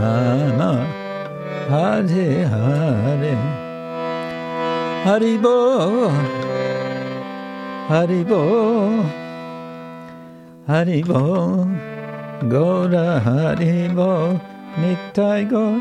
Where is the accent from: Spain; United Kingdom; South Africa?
United Kingdom; England; Probably it's true everywhere, but I'm just aware from England, which has been, at least in the past, and certainly to a large extent today, been very class conscious.